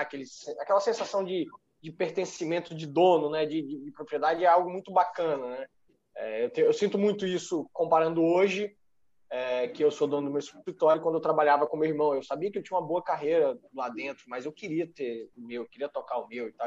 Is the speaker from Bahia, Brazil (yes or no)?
yes; Bahia, Brazil; now in Espírito Santo, Brazil; Eu sou baiano